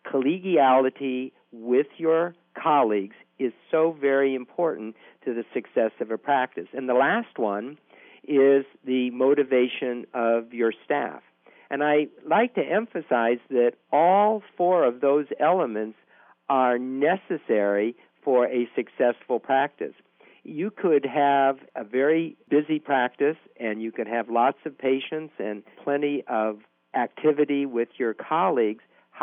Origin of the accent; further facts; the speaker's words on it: New Orleans, Louisiana, United States; I am from New Orleans, which is the underwater capital of the world.